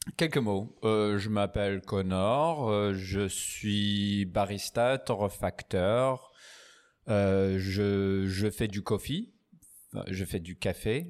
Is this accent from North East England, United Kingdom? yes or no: yes; Newcastle upon Tyne, North East England, United Kingdom; French is a second language; moved away as an adult; also born or lived in Edinburgh / Paris / Aix-en-Provence; now in France; je suis anglais. Anglais du Newcastle. J'ai fait mes études à Édimbourg